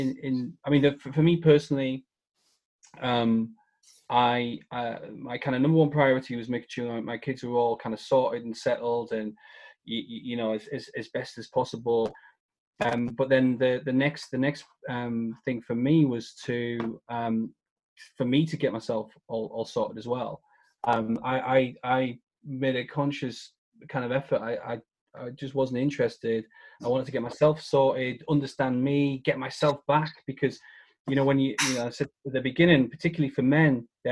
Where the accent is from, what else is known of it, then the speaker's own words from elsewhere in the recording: United Kingdom; as a Brit, you know, stiff upper lip is everything